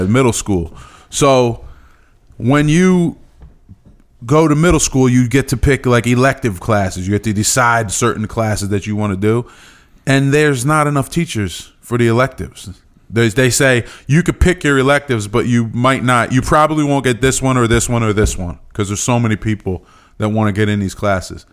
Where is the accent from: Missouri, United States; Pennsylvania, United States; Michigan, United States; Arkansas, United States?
Pennsylvania, United States; East Stroudsburg; I was from East Stroudsburg